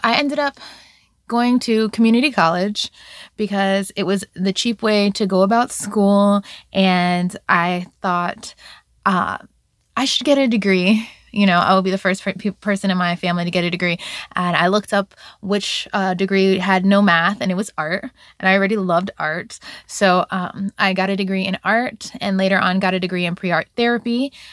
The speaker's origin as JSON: {"language": "English", "town": "Virginia Beach", "region": "Virginia", "country": "United States", "tie": "born or raised there", "also_born_or_lived": "Bronx, New York", "said": "I was raised in Virginia Beach, Virginia"}